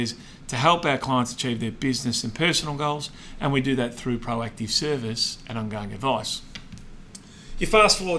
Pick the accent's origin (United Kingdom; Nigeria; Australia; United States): Australia; Melbourne, Victoria; We grew up in Essendon, and Essendon is a very incestuous suburb.